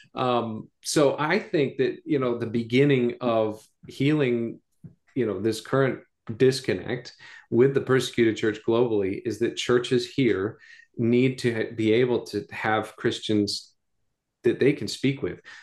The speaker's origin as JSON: {"language": "English", "country": "United States", "said": "gringos, Americans"}